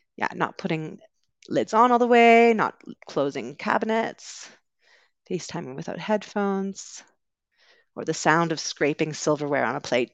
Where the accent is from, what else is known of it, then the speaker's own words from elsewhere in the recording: West Coast of Canada, Canada; moved away as an adult; also born or lived in United Kingdom; I'm originally from Canada, grew up on the West Coast, um, also lived in the U K for a little while